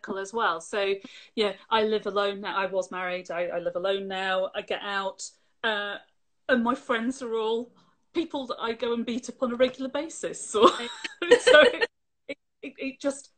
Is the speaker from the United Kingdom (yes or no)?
yes; Lancashire, North West England, United Kingdom; moved away as an adult; also born or lived in Scotland; now in Yorkshire, United Kingdom; Spent most of my schooling in Lancashire